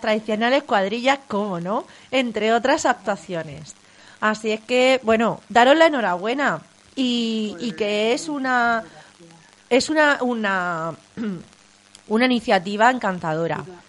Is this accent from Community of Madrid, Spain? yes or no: no; Vega Media, Region of Murcia, Spain; yo soy de la Vega Media, de, de la zona de, de, Murcia por Iguela